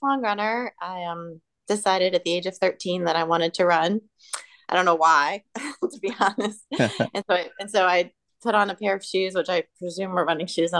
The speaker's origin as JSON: {"language": "English", "town": "Pilot", "region": "Virginia", "country": "United States", "tie": "born or raised there", "said": "I grew up in Pilot, Virginia, which is okay. A tiny, tiny little town close to Virginia Tech"}